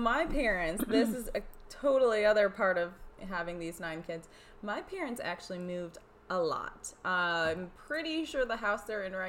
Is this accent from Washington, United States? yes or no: no; New York, United States; And this is New York. I grew up in New York. My mother grew up in New York.